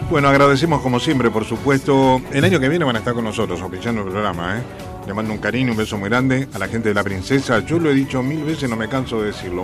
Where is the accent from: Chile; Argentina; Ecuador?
Argentina; siento mi patria, mi país Argentina